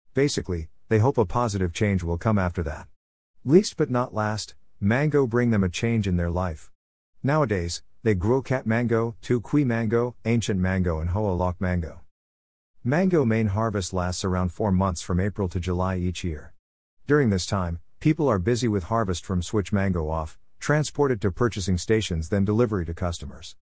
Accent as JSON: {"language": "English", "town": "Cam Lam", "region": "Khanh Hoa", "country": "Vietnam", "tie": "born or raised there", "said": "mango harvest time in my hometown"}